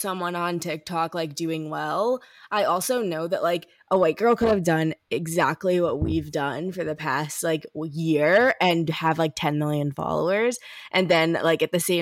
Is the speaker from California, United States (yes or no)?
no; Ferguson, Missouri, United States; moved away as an adult; also born or lived in Illinois; I'm from Ferguson. So like where Mike Brown was shot like 2 miles from my house.